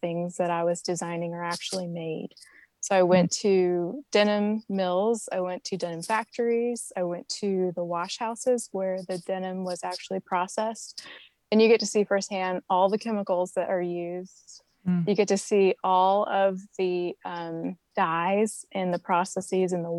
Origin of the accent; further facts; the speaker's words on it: Goldsboro, North Carolina, United States; moved away as an adult; I'm from Goldsboro, born and raised, and it's a small Air Force town in Eastern North Carolina.